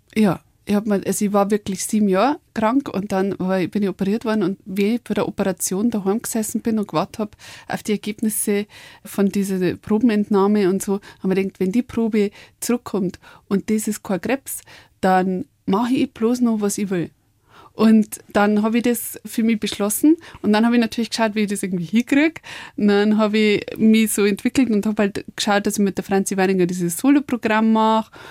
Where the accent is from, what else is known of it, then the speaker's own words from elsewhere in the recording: Upper Palatinate, Bavaria, Germany; accent: Oberpfälzisch; also born or lived in Mexico; auf Deutsch und Bayerisch